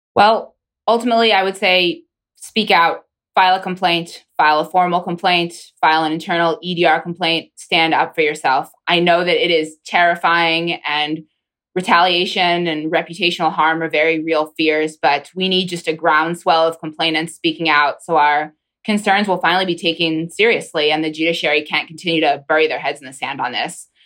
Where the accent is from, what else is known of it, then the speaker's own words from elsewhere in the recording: Pennsylvania, United States; now in Washington, D.C., United States; my home state congresswoman